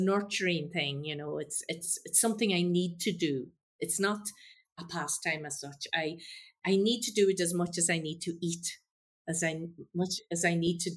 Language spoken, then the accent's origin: English; Donegal, Ulster, Ireland; coming from Donegal, I was brought up with a lot of bad country and Irish